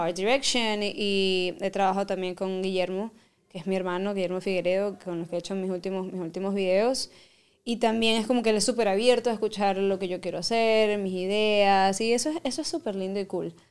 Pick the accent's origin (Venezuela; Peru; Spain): Venezuela; soy caribeña, soy Venezuela